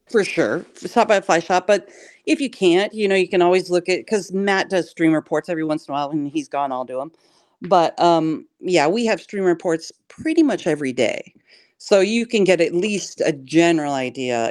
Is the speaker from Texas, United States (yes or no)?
no; Pullman, Washington, United States; moved away as an adult; also born or lived in Taos, New Mexico; now in Wisconsin, United States; I grew up in Pullman and you know, a small farm town